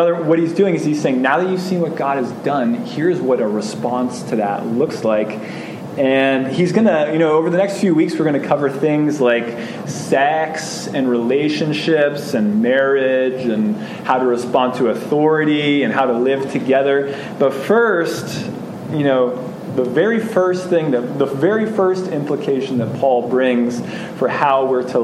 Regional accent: United States

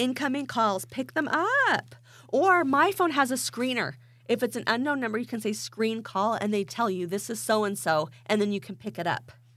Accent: Idaho, United States; I am from Idaho

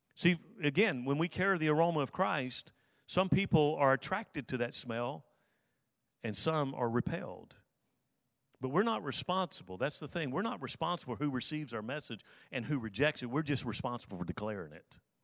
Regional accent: South Alabama, United States; I grew up in South Alabama

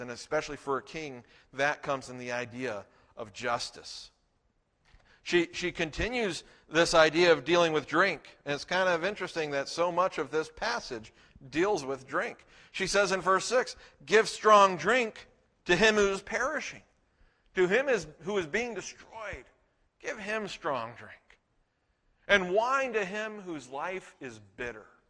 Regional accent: Texas, United States; We're from Texas

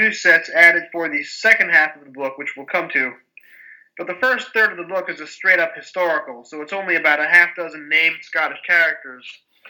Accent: United States; as an American reader

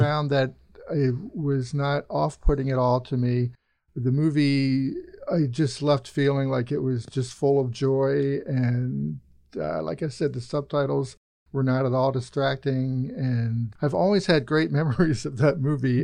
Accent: Birmingham, United States; I grew up in Birmingham, and I was a teenager there in the seventies

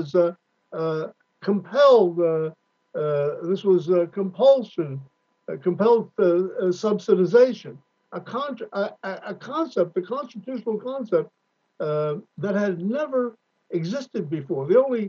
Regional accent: California, United States; particularly as a Californian

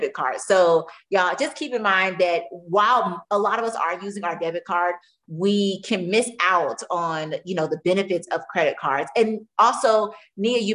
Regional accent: Tampa, Florida, United States; I'm from Tampa

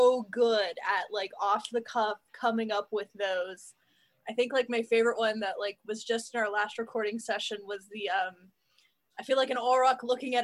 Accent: Oklahoma, United States; accent: Western; we're all from Oklahoma. You know, that's where we're born and raised. We live here

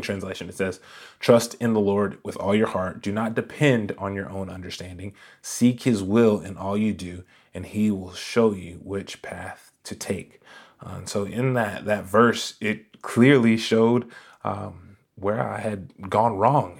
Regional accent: Raleigh, North Carolina, United States; I was born in Raleigh, North Carolina, and, uh, I was one of those kids that was always in church

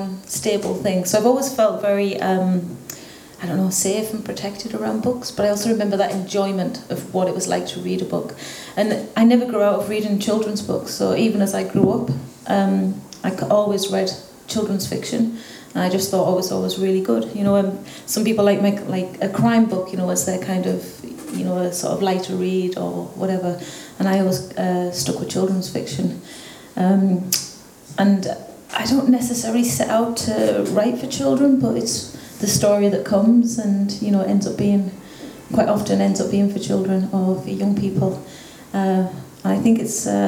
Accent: England, United Kingdom; moved away as an adult; also born or lived in Spain / Dublin, Ireland; now in West Cork, Ireland; where I grew up in the UK

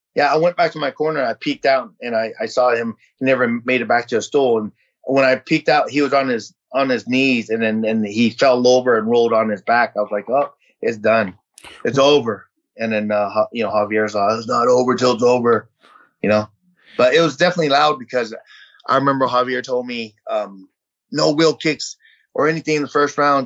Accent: San Jose, California, United States; English is a second language; also born or lived in Vietnam; my grandfather got on his feet, and we bought a house in San Jose. And you know, we were that typical family that um, that you know, twelve to a four bedroom house

